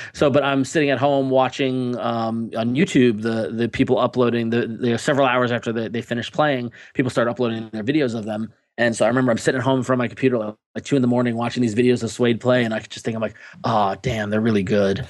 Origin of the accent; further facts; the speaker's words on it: Long Island, New York, United States; I grew up on Long Island